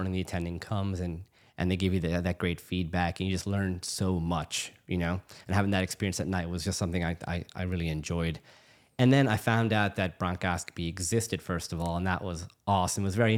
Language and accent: English; New Orleans, Louisiana, United States; but I'm born and raised in New Orleans. So I'm pretty much full on New Orleanian, I think. I was born and raised here. I was actually born at Tulane